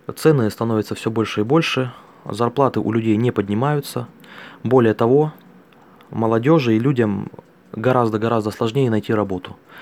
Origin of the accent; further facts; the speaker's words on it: Altai Krai, Russia; я родился на Алтайском крае